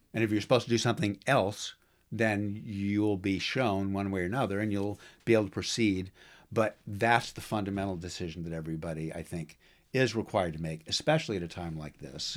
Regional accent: United States; I'm an American. I've been raised, born and raised here

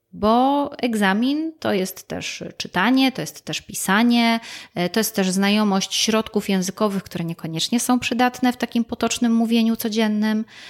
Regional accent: Gliwice, Silesian Voivodeship, Poland; ja jestem rodowitą gliwiczanką, ja się tu urodziłam, tu wychowywałam, e, tutaj skończyłam szkołę.

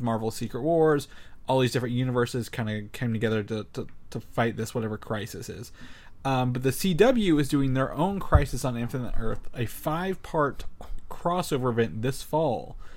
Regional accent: southern Indiana, United States; coming from a small farming town in southern Indiana

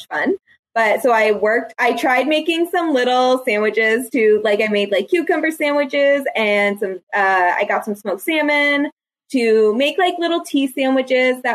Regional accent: the North, United States; I'm a Northerner. I'm a Yankee.

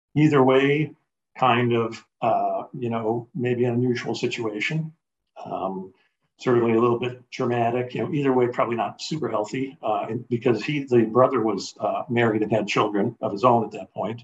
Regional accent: Chicago, Illinois, United States; I grew up, was born and raised in Chicago.

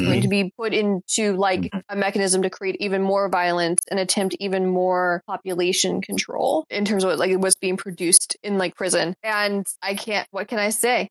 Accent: Mississippi, United States; also born or lived in Alabama; now in North Carolina, United States; I was born in Alabama. I've lived in Mississippi for most of my life

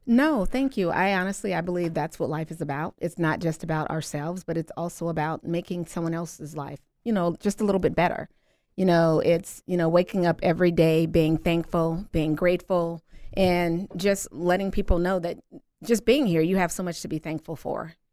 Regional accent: Louisiana, United States; moved away as an adult; also born or lived in Midwest; originally, I am from Louisiana. Came to the Midwest a little over ten years ago

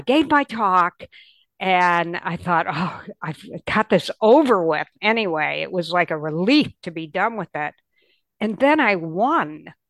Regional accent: Michigan, United States; you know, we grew up in Michigan, and during that time there was a big department store there that everybody went

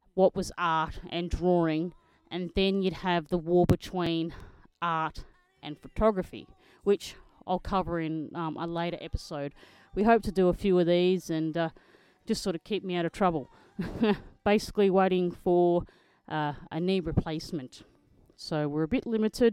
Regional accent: Australia; I'm an Australian motocross photojournalist.

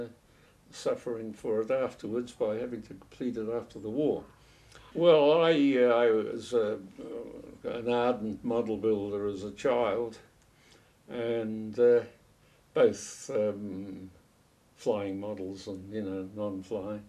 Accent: Auckland, New Zealand; We lived in Auckland. I was born in Auckland.

